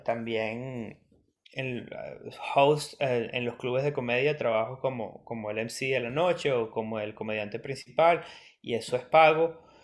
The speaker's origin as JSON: {"language": "Spanish", "country": "Venezuela", "also_born_or_lived": "Adelaide, Australia", "moved": "as an adult", "lives_now": "Melbourne, Australia", "said": "yo soy venezolano"}